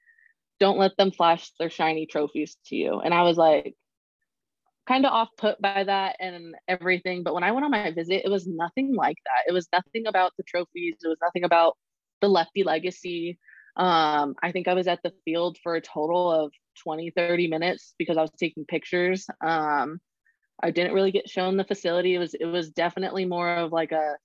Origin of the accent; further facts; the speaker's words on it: Arizona, United States; moved away as an adult; also born or lived in Oklahoma; the school that was in state and that I had given 2 years to, but leaving my home state in general